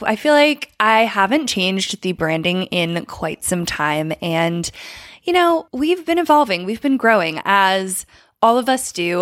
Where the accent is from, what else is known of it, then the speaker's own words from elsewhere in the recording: Philadelphia, Pennsylvania, United States; I'm from the Philly area